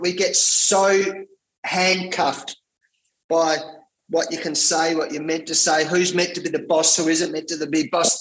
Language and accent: English; Perth, Western Australia, Australia; I had to come back to Perth, where I live, my hometown in WA here